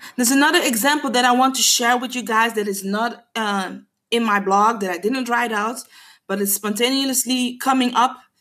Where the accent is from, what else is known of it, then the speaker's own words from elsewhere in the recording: Curaçao; first language Papiamento; English is a second language; I am a woman from the Caribbean, from Curacao